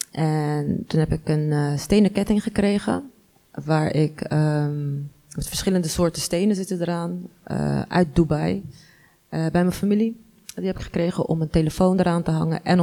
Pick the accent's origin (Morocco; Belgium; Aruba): Morocco; now in Netherlands; ben ik ook heel veel belachelijk gemaakt eh, als Marokkaanse vrouw.